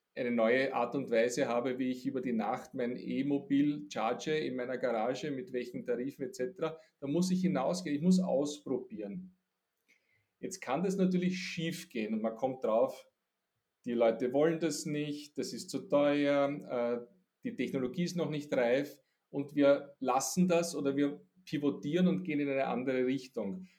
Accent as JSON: {"language": "German", "country": "Austria", "said": "Ich bin ein Österreicher und ein Europäer"}